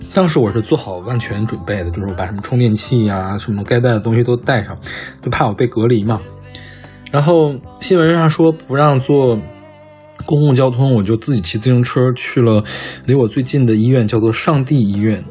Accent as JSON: {"language": "Chinese", "region": "Northeast China", "country": "China", "tie": "born or raised there", "also_born_or_lived": "Luoyang / Beijing", "moved": "yes", "said": "虽然我们家现在搬到了洛阳，但我和我爸都是东北长大的，所以我们年夜饭是按照东北的习俗"}